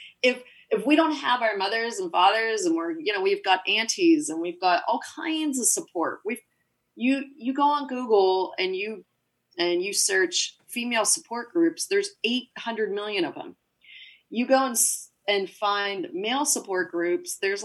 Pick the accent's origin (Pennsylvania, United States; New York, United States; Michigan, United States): Pennsylvania, United States; Pittsburgh; I'm from Pittsburgh